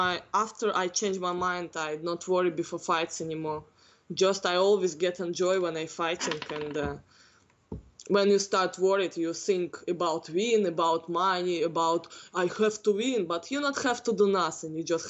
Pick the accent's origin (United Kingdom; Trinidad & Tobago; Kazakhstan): Kazakhstan; Northern Kazakhstan; English is a second language; now in United States; Because now here evening in my country getting morning.